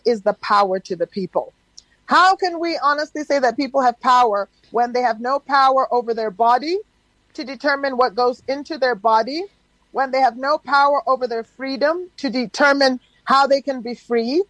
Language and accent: English; South Africa; we as South African citizens